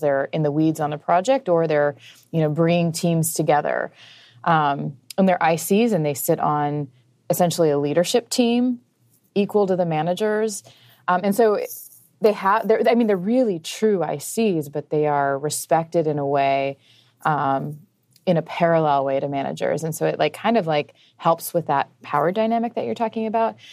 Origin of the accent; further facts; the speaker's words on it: Midwest, United States; I grew up in a, like, a, a super religious home, um, in the Midwest.